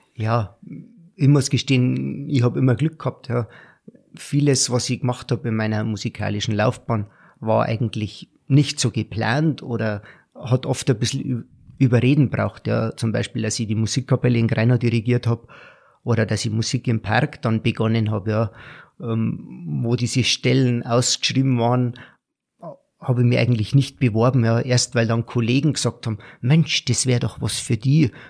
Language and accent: German; Garmisch-Partenkirchen, Bavaria, Germany; moved away as an adult; als Bayer, als Garmischer